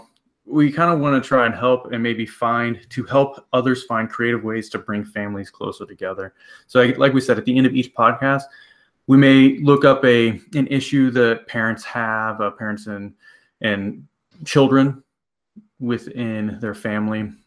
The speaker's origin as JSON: {"language": "English", "region": "Iowa", "country": "United States", "tie": "born or raised there", "said": "We're from Iowa"}